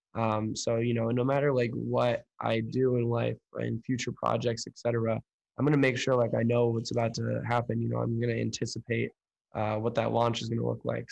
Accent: Oakland, California, United States; moved away as an adult; now in Chicago, United States; I'm located in Chicago right now, uh, born and raised in Oakland, California

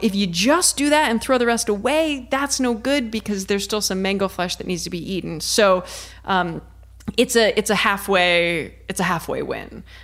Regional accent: Ohio, United States; I'm from Ohio

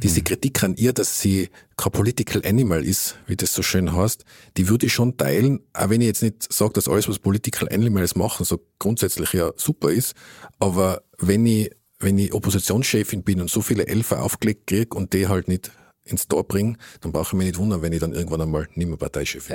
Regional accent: Innsbruck, Tyrol, Austria; wir sind ja beide Innsbrucker Gebürtige

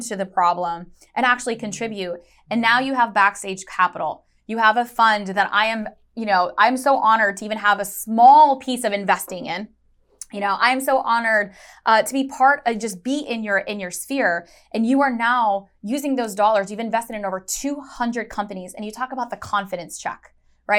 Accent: Chicago, Illinois, United States; I was born in Chicago, Illinois

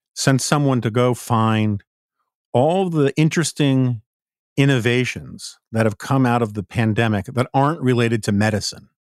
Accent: New York City, New York, United States; now in Washington, D.C., United States; as a New Yorker

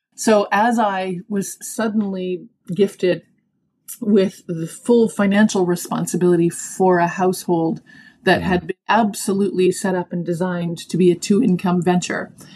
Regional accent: Toronto, Ontario, Canada; also born or lived in Dallas, Texas; I was born and raised in Toronto, Canada, living mm-hmm. in Toronto for most of my adult life, except for that little sojourn in Texas.

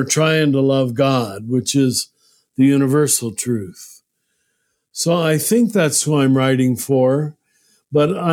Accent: United States; I'm glad I'm American, but I taught in too many countries to think America is the center of the world, as most of us are taught when we grow up in this country

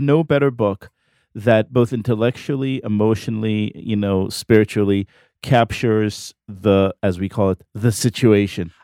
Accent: Israel; moved away; I'm not from here. I grew up in Israel

